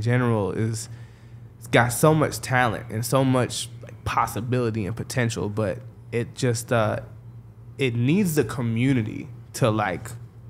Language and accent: English; Daytona Beach, Florida, United States; now in Palm Coast, United States; So I'm actually born and raised in Daytona Beach, Florida.